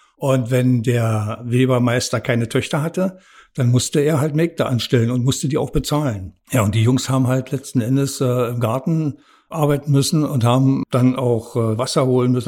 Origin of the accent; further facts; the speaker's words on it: Premnitz, Brandenburg, Germany; also born or lived in Rathenow / Dresden / Babelsberg; now in Potsdam-Babelsberg, Germany; Geboren bin ich in Brandenburg an der Havel. Aufgewachsen in Premnitz an der Havel